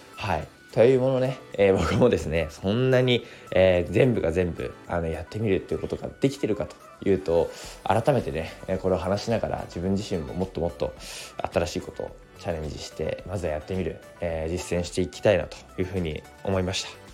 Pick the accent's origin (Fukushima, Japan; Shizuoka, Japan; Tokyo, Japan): Fukushima, Japan; Koriyama; also born or lived in Odaka, Minamisoma, Fukushima; now in Minamisoma, Japan; 福島県郡山市出身